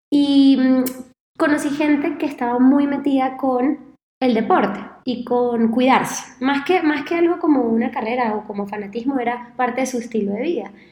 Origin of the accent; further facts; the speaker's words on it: Caracas, Capital District, Venezuela; now in Rio de Janeiro, Brazil; Yo, bueno, soy venezolana, creo que se nota un poquito por el acento, quizás, eh, aunque ya se me ha matizado un poquito, pero yo en 2009 me mudo de Caracas a Río de Janeiro